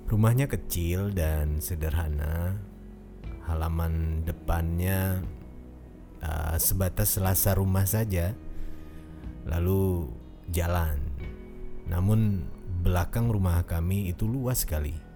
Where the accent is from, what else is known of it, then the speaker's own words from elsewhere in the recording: Central Java, Indonesia; Asal saya dari Jawa Tengah dan saat ini saya bekerja di gudang karet di daerah Kebumen.